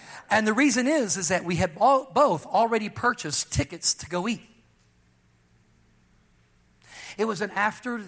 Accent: Texas, United States; also born or lived in California; I was from Texas, I was born in Texas, but I had been preaching in California for a long time.

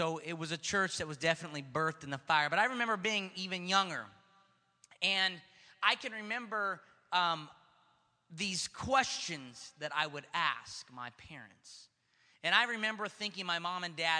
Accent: Stockton, California, United States; Growing up in Stockton was a very unique experience.

